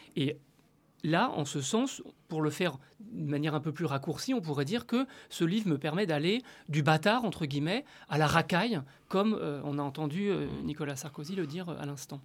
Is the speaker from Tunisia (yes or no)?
yes; Tunisia; moved away as an adult; now in France; Je suis tunisien